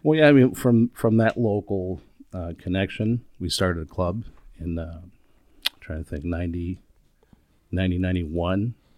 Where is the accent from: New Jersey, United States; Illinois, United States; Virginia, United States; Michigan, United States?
Illinois, United States; Chicago; moved away as an adult; now in Minneapolis, United States; Chicago. I was born and raised there